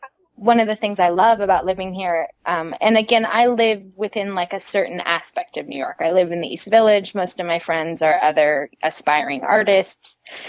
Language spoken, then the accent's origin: English; Madrid, Community of Madrid, Spain; because of the foundation I had in the church as a child, because I grew up in Madrid. We were a very small congregation.